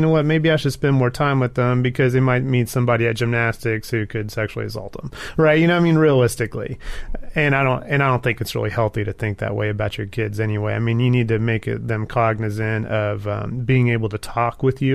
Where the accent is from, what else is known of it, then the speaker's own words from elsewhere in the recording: Texas, United States; I'm from Texas.